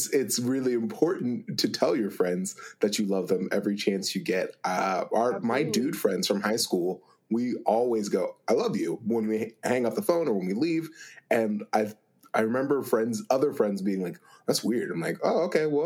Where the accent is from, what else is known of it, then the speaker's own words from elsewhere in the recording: Akron, Ohio, United States; I'm from Akron.